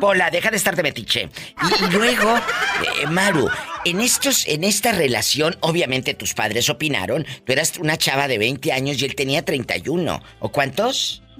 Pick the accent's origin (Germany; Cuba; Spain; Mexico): Mexico; Estás en México, en mi México lindo y querido. Mi tierra